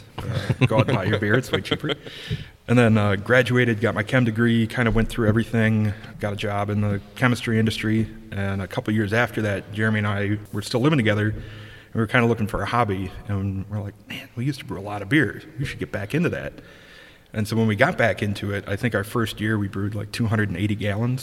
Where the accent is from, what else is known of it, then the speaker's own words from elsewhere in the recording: Madison, Wisconsin, United States; moved away as an adult; also born or lived in Middleton, Wisconsin / Platteville, Wisconsin; now in Milwaukee, United States; I grew up in Madison.